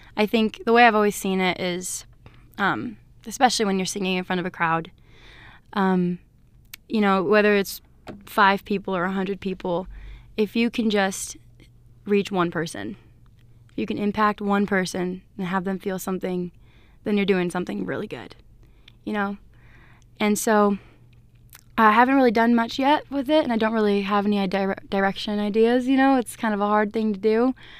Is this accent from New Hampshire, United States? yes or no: no; Everett, Washington, United States; I'm from Everett, Washington